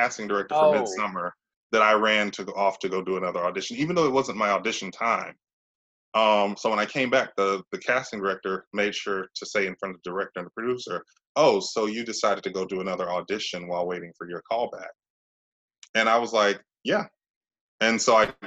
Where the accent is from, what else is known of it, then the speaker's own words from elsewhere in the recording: Mississippi, United States; moved away as an adult; also born or lived in Tennessee / New York City; I'm from Mississippi. That's where I am now.